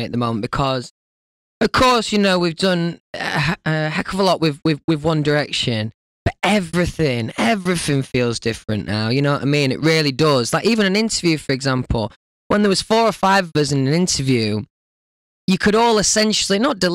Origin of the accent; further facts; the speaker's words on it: Doncaster, Yorkshire and the Humber, United Kingdom; Doncaster, where I'm from.